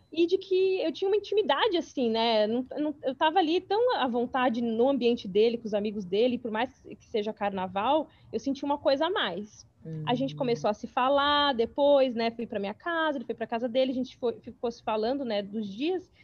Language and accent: Portuguese; São Paulo, Brazil; moved away as an adult; now in New York, United States; atualmente eu moro em Nova York, mas eu sou de São Paulo, capital. Me mudei faz cinco anos para os Estados Unidos